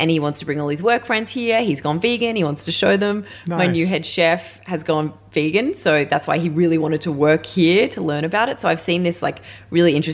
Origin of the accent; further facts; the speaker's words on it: Melbourne, Victoria, Australia; also born or lived in Northern Rivers, New South Wales; I'm from Melbourne. My family are tradies down here